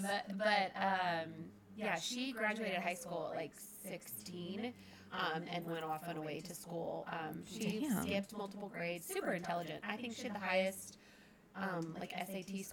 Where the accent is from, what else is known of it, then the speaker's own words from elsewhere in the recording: Brandon, Florida, United States; also born or lived in Seffner, Florida; I grew up just outside of Tampa in Brandon